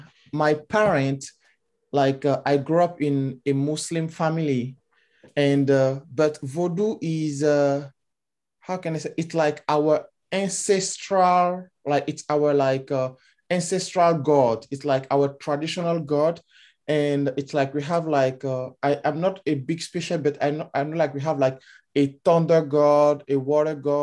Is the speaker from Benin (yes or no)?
yes; Benin; now in Canada; I grew up in Benin. It's a small country from West Africa